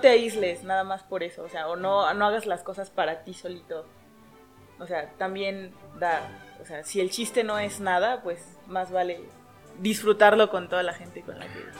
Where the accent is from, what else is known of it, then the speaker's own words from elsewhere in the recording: Mexico; aquí en la cultura mexicana tengamos el, Día de Muertos